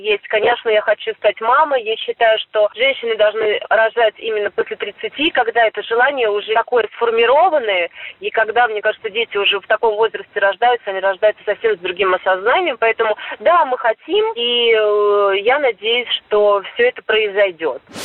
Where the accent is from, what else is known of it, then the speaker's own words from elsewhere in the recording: Yaroslavl, Yaroslavl Oblast, Russia; moved away; я всегда еду в родной город